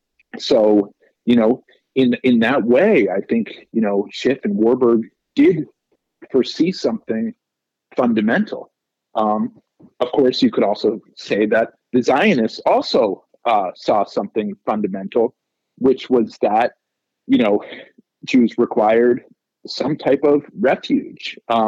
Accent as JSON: {"language": "English", "country": "United States", "said": "as an American Jew who is directly affected by the policies of Israel"}